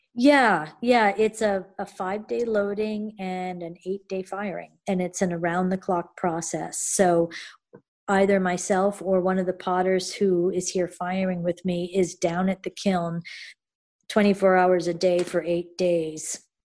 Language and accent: English; Connecticut, United States; moved away as an adult; also born or lived in Japan / New York; now in Maine, United States; I am from Connecticut